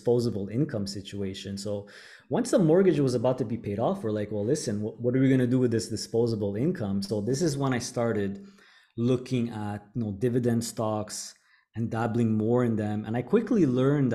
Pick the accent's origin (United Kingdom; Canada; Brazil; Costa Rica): Canada; Montreal, Quebec; moved away as an adult; now in Panama; I born and raised in Montreal, Canada